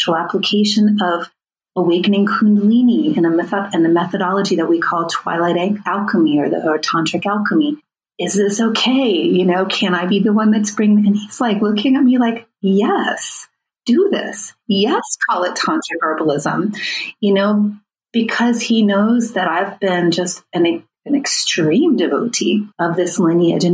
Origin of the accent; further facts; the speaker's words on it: United States; myself as an American white woman